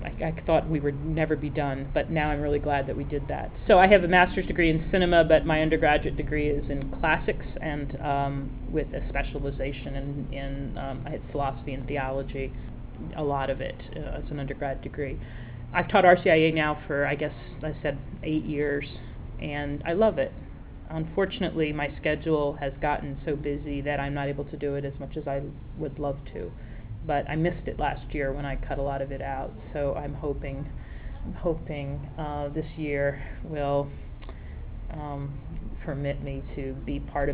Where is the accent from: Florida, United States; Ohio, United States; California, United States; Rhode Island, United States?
Rhode Island, United States; moved away; Originally from Rhode Island, I'm Italian